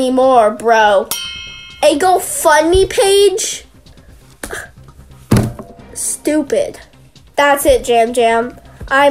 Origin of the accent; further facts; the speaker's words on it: Wenatchee, Washington, United States; This is my hometown